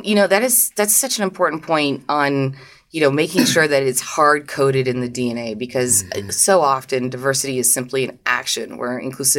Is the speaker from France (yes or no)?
yes; France; I am French